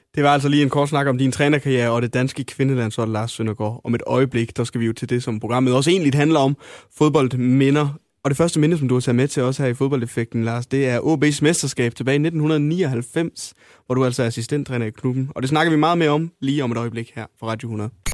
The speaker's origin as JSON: {"language": "Danish", "area": "North Jutland", "region": "North Denmark Region", "country": "Denmark", "said": "det kan jeg skrive under på også, som, som nordjyde"}